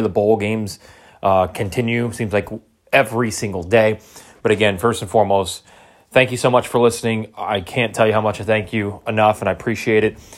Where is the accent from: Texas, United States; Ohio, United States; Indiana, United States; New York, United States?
Indiana, United States; Portage; moved away; I am in Northwest Indiana, where I grew up in Portage, right off Lake of Michigan